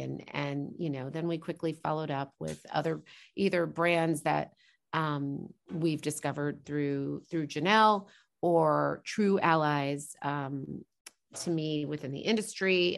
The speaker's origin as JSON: {"language": "English", "town": "Norman", "region": "Oklahoma", "country": "United States", "tie": "born or raised there", "also_born_or_lived": "New York / New Jersey", "said": "because I grew up in a college town, I would say, you know, Norman, where I grew up"}